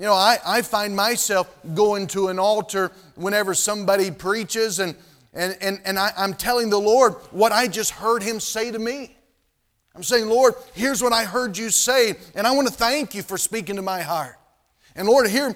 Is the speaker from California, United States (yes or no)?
no; North Carolina, United States; moved away; where I was living, where I grew up in North Carolina